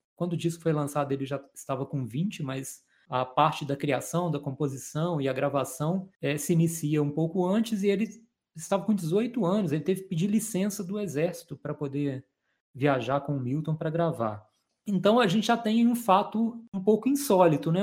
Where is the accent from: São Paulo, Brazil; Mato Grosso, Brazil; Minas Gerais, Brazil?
Minas Gerais, Brazil; also born or lived in Juiz de Fora; Nós dois somos mineiros